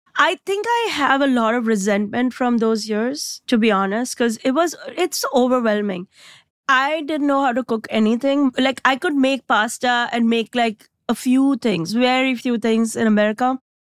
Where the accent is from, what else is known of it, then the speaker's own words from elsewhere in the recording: India; moved away as an adult; now in United States; I came from India